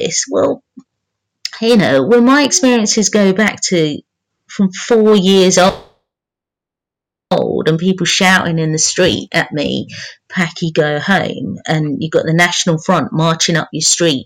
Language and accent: English; London, United Kingdom; I'm from London